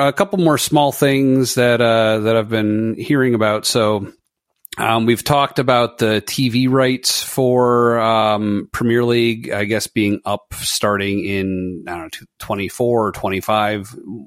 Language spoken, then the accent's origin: English; United States; I'm an American